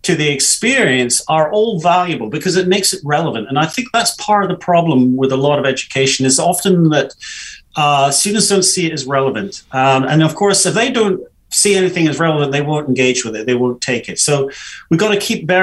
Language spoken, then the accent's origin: English; United Kingdom; especially as British